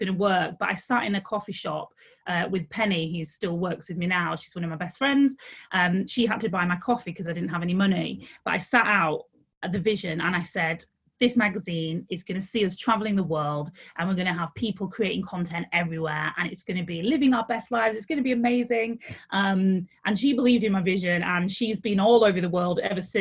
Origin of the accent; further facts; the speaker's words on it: Leeds, Yorkshire and the Humber, United Kingdom; I'm from Leeds in the north of England